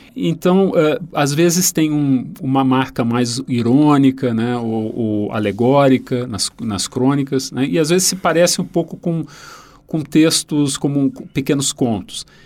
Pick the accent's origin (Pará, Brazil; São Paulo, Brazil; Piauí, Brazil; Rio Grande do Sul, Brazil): Rio Grande do Sul, Brazil; um autor da minha terra